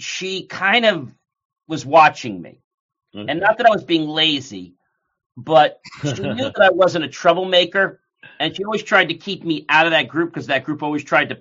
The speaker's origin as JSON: {"language": "English", "region": "New Jersey", "country": "United States", "tie": "born or raised there", "also_born_or_lived": "Hartford, Connecticut", "said": "I'm from New Jersey. That's where I was born."}